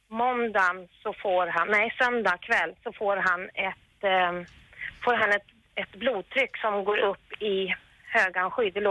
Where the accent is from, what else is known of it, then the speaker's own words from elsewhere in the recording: Hälsingland, Gävleborg County, Sweden; now in Stockholm, Sweden; vi kommer från Hälsingland